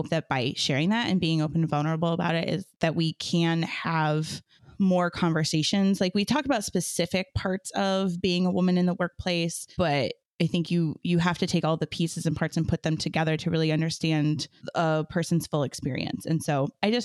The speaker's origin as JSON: {"language": "English", "area": "Muskegon County", "region": "Michigan", "country": "United States", "tie": "born or raised there", "said": "major cultural institutions in Muskegon County, and all but one of them were run by women at that time, which I think about and reflect on and think like, what an incredible time it was to be a cultural leader in my hometown"}